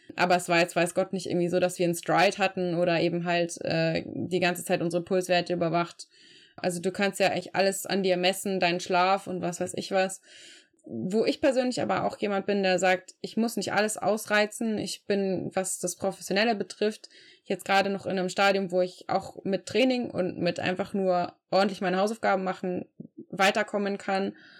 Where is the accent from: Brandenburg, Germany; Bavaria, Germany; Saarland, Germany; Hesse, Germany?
Bavaria, Germany; Regensburg; also born or lived in Frankfurt; meiner Heimatstadt Regensburg